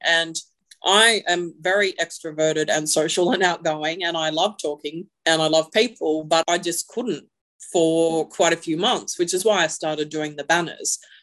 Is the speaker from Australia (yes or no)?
yes; Lismore, New South Wales, Australia; I am from Lismore.